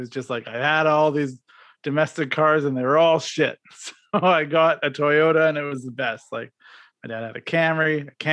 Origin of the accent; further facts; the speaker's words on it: Regina, Saskatchewan, Canada; I grew up in Regina, Saskatchewan